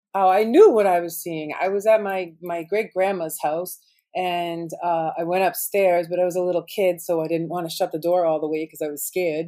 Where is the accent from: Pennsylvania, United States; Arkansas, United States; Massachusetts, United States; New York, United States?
Massachusetts, United States; Boston; I grew up in Boston. You'd say I'm a Boston girl with attitude